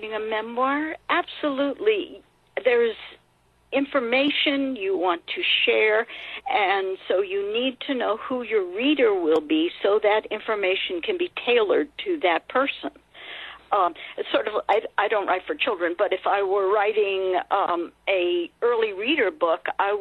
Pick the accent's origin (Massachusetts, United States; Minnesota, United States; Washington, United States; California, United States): California, United States; I grew up in California